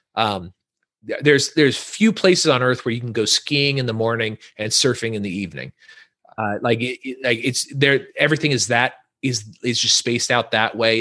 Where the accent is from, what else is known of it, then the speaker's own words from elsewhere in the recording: Northern California, United States; moved away; we're from Northern California, so a different part of California than what people normally think about.